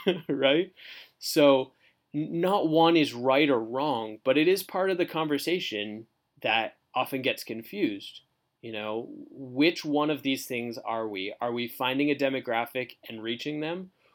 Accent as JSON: {"language": "English", "country": "Canada", "tie": "born or raised there", "moved": "as an adult", "lives_now": "Fort Myers, United States", "said": "I was born and raised in Canada"}